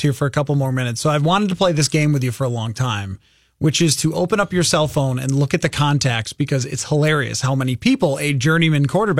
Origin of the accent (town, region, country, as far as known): Rochester, New York, United States; born or raised there